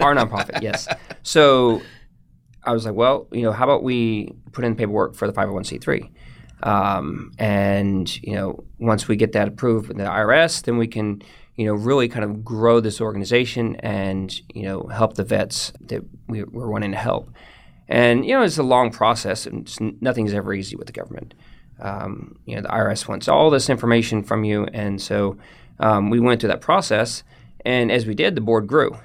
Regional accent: The Woodlands, Texas, United States; I grew up in the woodlands, um, in a little bit north of Houston. Um, lived there for eighteen years

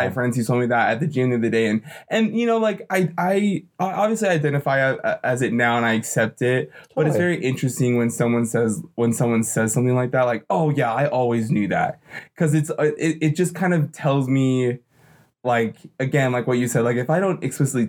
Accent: Utah, United States; living and growing up in Utah, a little bit away from Salt Lake City

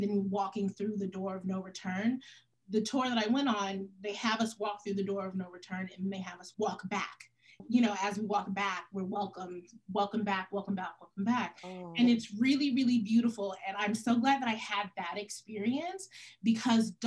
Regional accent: United States; I'm Senegalese by way of my dad's Senegalese, but I was, you know, American born

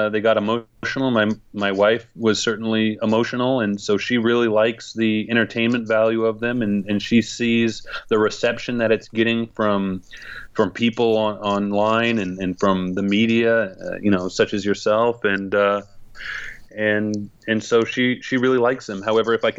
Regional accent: Gridley, California, United States; also born or lived in Santa Cruz, California / Prague, Czech Republic; my hometown of Gridley with a population of 6,000 people

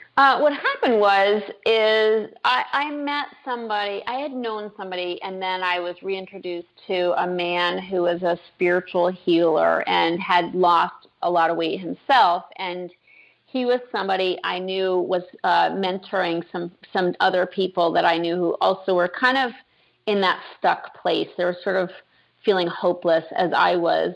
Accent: Concord, Massachusetts, United States; I grew up in Massachusetts in a historic town of Concord

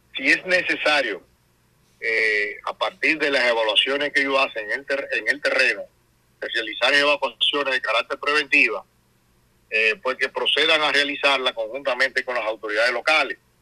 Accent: Dominican Republic

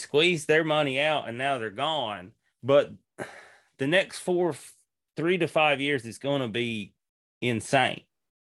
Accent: Canada; And yeah, I'm a Canadian. Like, I'm not doing this, you know, this isn't my lifestyle.

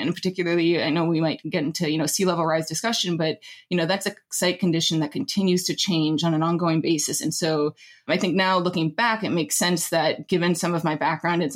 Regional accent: Anchorage, Alaska, United States; moved away; I did grow up in Anchorage, Alaska

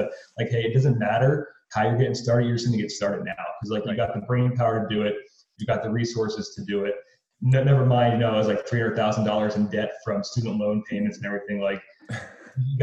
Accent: Pottsville, Pennsylvania, United States; now in Arizona, United States; I grew up in Northeast Pennsylvania in a little backwoods town called Pottsville.

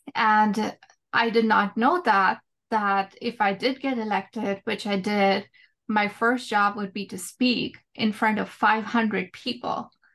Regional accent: India; moved away as an adult; now in United States; when I was growing up in India, I was a very quiet kid

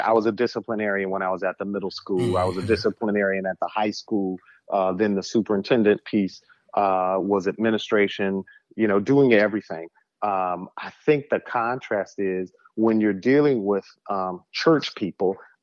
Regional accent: Saginaw, Michigan, United States; People knew me from the community growing up in Saginaw

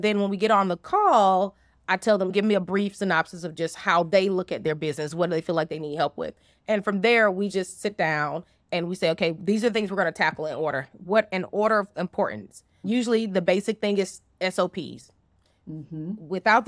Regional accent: the South, United States; or I say y'all because I'm from the South.

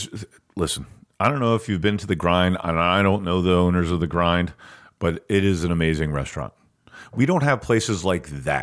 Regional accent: Perkiomenville, Pennsylvania, United States; I grew up in Perkiomenville out by Green Lane Reservoir.

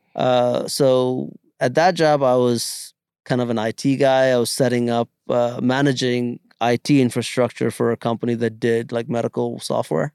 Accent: India; moved away; growing up in India

